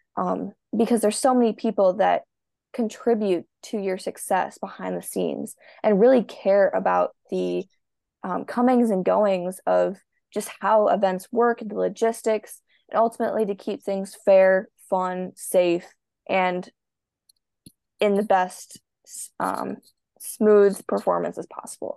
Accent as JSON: {"language": "English", "region": "Minnesota", "country": "United States", "said": "I am a swimmer from the United States, Minnesota."}